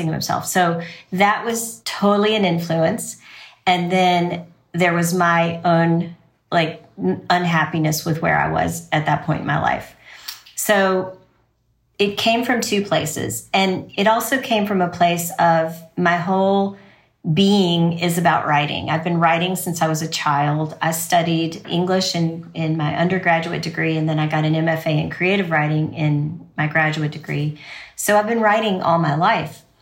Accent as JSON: {"language": "English", "town": "Louisville", "region": "Kentucky", "country": "United States", "said": "I am from Louisville, Kentucky"}